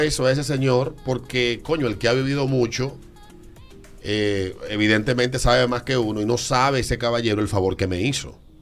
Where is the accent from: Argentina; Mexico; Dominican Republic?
Dominican Republic; En República Dominicana nos ha invadido un pesimismo que nos está llevando al diablo.